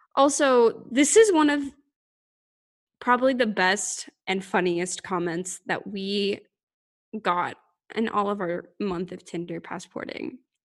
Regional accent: United States; I'm American

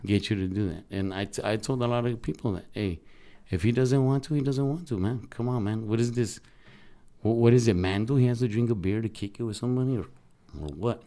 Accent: Sinaloa, Mexico; moved away; I'm from Sinaloa

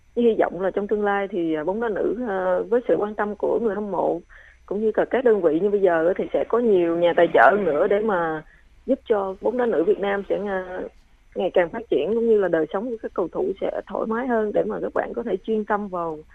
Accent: Trà Vinh, Vietnam; moved away; đặc sản của quê hương mình

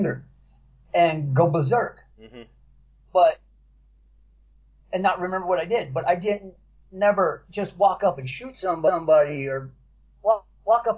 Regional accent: Compton, California, United States; also born or lived in Paramount, California / Watts, Los Angeles; I grew up in Compton, California, Paramount. I grew up in Watts, places like

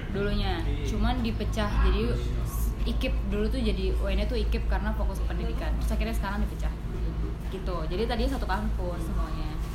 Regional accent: Bekasi, West Java, Indonesia; also born or lived in Jakarta / Yogyakarta; Bekasi uh, sempet Jakarta Bekasi lagi

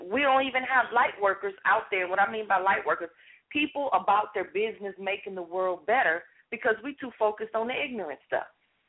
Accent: Los Angeles, California, United States; I share my story of the background that I had growing up in South Central L.A. and some of the things that I've been through as a child.

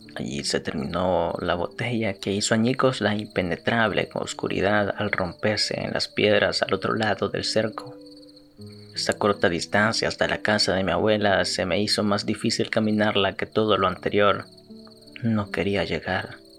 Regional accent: El Salvador; los salvadoreños somos cafeteros y pues en efecto lo somos

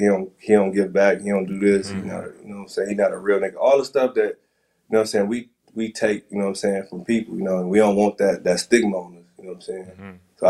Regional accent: Midwest, United States; Like, before that, you know, I was from the Midwest, like, our fashion is different, like, you know what I'm saying?

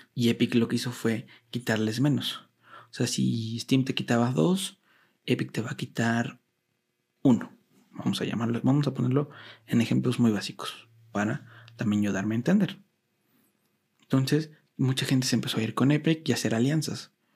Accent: Mexico; a mí como mexicano

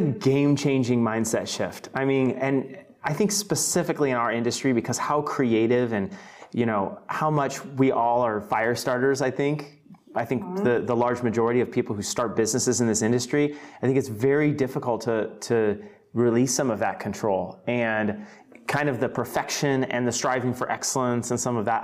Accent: Fort Worth, Texas, United States; I'm actually born and raised in Fort Worth

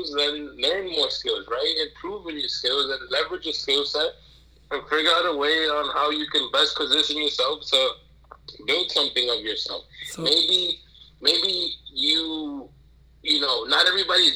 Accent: New York City, New York, United States; I'm born and raised in Brooklyn, New York

